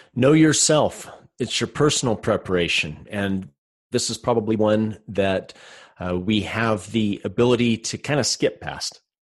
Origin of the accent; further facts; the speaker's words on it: Salt Lake City, Utah, United States; I'm from Salt Lake City, Utah